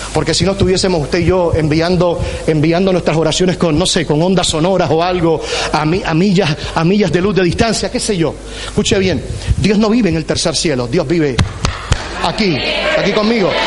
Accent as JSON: {"language": "Spanish", "country": "Puerto Rico", "tie": "born or raised there", "said": "soy boricua"}